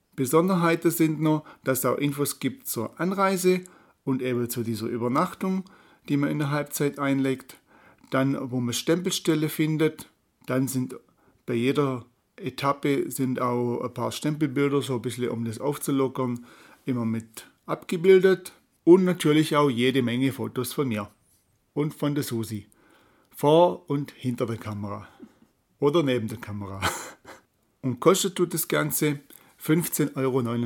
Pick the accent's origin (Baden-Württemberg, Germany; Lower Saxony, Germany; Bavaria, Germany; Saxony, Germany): Baden-Württemberg, Germany; Tuttlingen; von der Ostalb bis runter Richtung Tuttlingen, da wo ich herkomme